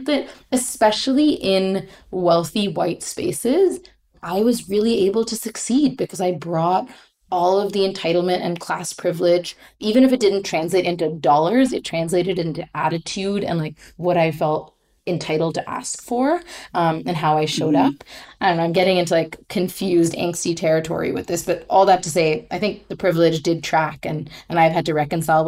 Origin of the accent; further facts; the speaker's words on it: India; moved away as an adult; also born or lived in Oakland, California / Mumbai; I grew up in India knowing that I was upper class